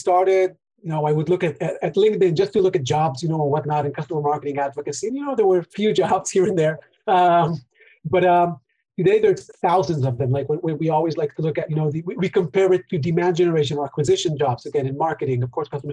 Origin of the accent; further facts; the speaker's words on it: Israel; we're both from Israel